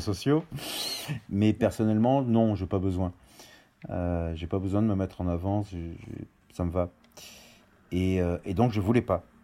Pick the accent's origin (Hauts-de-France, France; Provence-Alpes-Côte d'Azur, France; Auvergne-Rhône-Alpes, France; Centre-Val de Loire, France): Auvergne-Rhône-Alpes, France; moved away; also born or lived in Paris; Je suis originaire d'Auvergne. Euh, et on a vécu euh, dans, j'ai vécu dans deux maisons, une dans le Puy-de-Dôme et une dans l'Allier